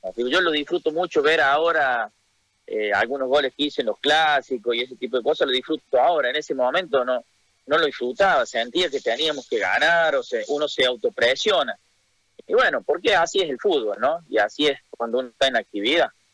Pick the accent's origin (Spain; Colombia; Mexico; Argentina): Argentina; moved away as an adult; also born or lived in Santa Cruz, Bolivia; yo soy camba que nací en Argentina